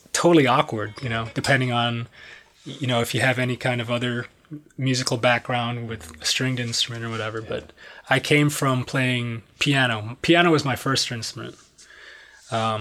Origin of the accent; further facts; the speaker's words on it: Detroit, Michigan, United States; moved away as an adult; also born or lived in Miami; I'm from Detroit, Michigan